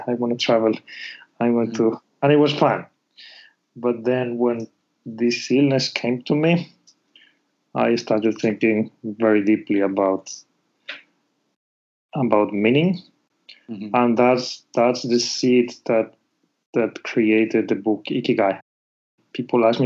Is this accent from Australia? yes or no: no; Spain; moved away as an adult; now in Japan; I'm from Spain